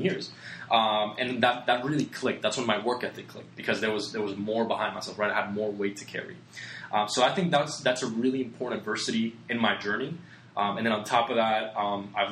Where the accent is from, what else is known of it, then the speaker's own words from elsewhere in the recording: Puerto Rico; moved away; I come from Puerto Rico, small little island in the Caribbean